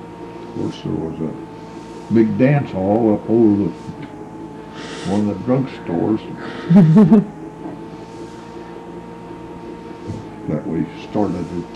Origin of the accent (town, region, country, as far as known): Marceline, Missouri, United States; born or raised there